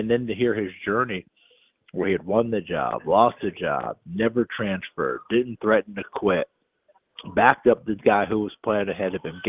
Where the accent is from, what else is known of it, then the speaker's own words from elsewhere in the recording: New York, United States; moved away; also born or lived in East Tennessee; I grew up in New York State, okay? I was born in East Tennessee, grew up in New York State.